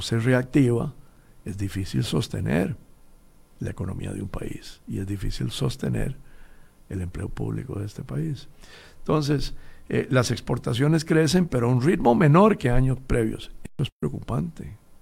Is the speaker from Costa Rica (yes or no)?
yes; Costa Rica; somos los costarricenses